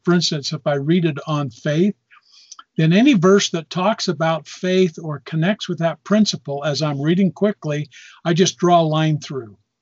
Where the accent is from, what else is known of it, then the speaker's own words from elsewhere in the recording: Lewiston, Utah, United States; I grew up in Cache Valley, up in Lewiston